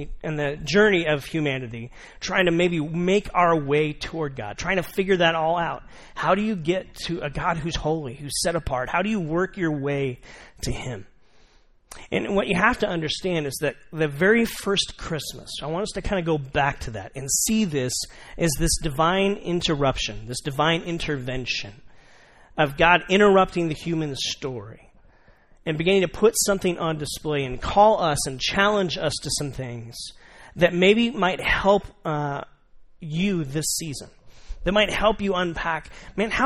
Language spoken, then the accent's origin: English; Tucson, Arizona, United States; I'm from Tucson